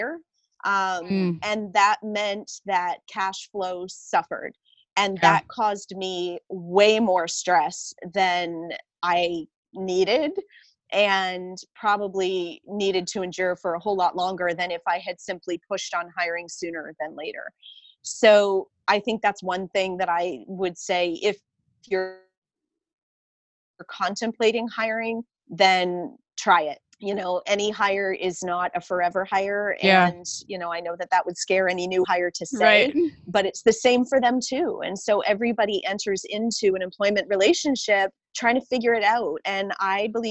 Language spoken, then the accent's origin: English; Canada; I'm Canadian